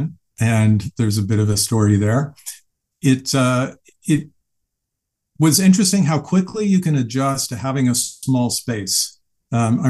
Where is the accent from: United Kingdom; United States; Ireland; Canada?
Canada; I'm from Canada